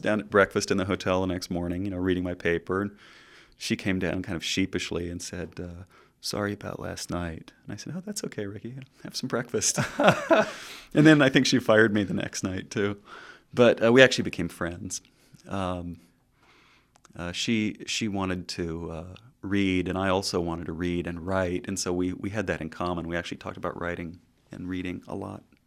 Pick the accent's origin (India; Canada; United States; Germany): United States; Southern California; growing up in Southern California